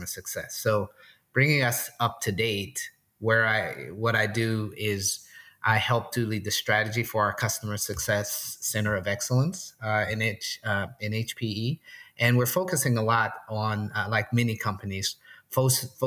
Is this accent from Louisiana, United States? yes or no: yes; New Orleans, Louisiana, United States; now in Portland, United States; I'm originally from New Orleans. I currently live in Portland, Oregon.